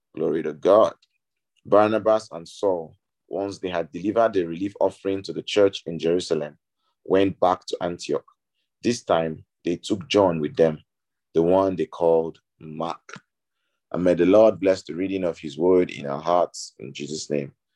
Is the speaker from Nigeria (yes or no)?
yes; Nigeria; I'm Nigerian